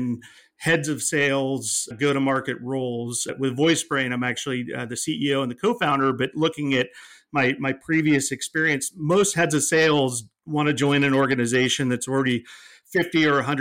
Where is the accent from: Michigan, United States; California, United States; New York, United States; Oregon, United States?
California, United States; East Bay; I grew up in the East Bay, went to public school at Occalani's High School, and then attended UC Berkeley